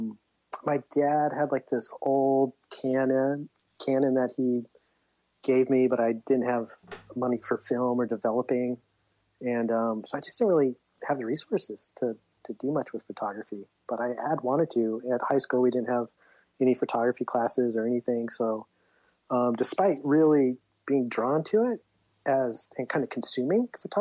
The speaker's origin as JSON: {"language": "English", "town": "Livermore", "region": "California", "country": "United States", "tie": "born or raised there", "moved": "as an adult", "lives_now": "San Luis Obispo, United States", "said": "I grew up in Livermore in the East Bay"}